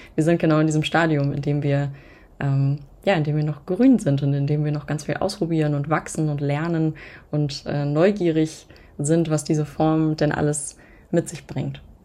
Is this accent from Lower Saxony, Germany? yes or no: yes; near Hanover, Lower Saxony, Germany; moved away as an adult; now in Berlin, Germany; Ich komme eigentlich aus der Nähe von Hannover